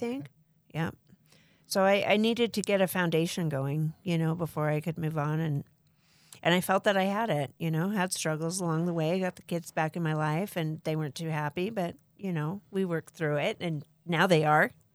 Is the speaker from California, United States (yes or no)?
yes; Pasadena, California, United States; also born or lived in Arizona; I am from Southern California, Pasadena.